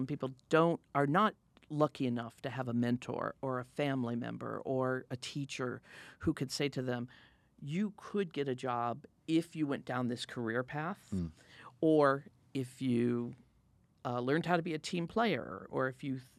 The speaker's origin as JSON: {"language": "English", "region": "Midwest", "country": "United States", "said": "Yeah, I come from the Midwest, and my father worked in factories all his life. He made gears for the Apollo rockets. You know, it was a small company in Illinois."}